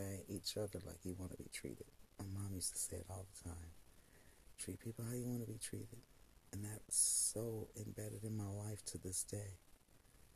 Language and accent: English; United States; I was born here in the United States